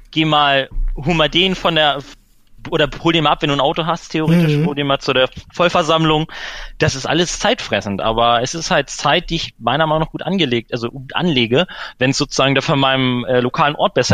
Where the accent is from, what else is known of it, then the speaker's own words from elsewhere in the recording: Hanover, Lower Saxony, Germany; Ich, also ich komme aus Hannover.